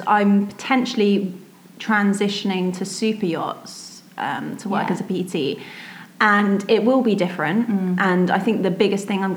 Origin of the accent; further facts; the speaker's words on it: Surrey, South East England, United Kingdom; I'm from Surrey